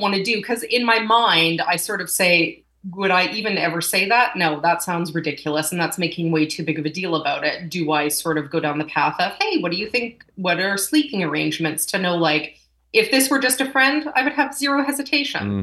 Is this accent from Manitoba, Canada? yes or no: yes; Winnipeg, Manitoba, Canada; moved away; also born or lived in Calgary; here, and I left for 18 years, came back. So I'm calling myself a re-Winnipegger.